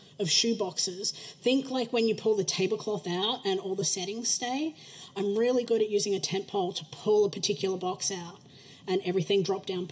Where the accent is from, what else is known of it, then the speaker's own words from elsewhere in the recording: Australia; moved away; I'm probably known as the Aussie in the room